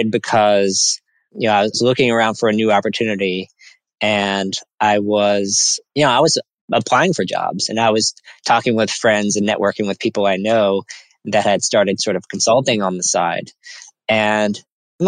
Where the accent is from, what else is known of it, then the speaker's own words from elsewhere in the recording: New Orleans, Louisiana, United States; moved away as an adult; also born or lived in Nashville, Tennessee; I grew up in New Orleans, Louisiana. So I'm from the South.